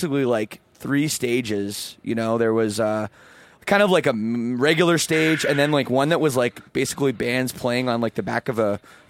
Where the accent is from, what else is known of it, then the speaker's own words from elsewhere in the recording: Toronto, Ontario, Canada; I'm from Toronto